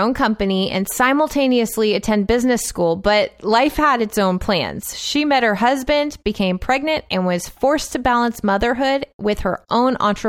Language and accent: English; Westlake Village, California, United States; So I'm from Westlake Village, California.